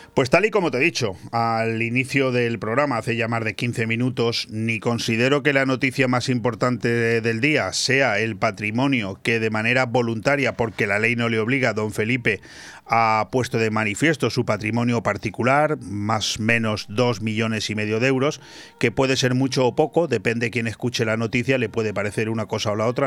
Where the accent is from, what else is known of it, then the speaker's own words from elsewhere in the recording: Spain; así somos los españoles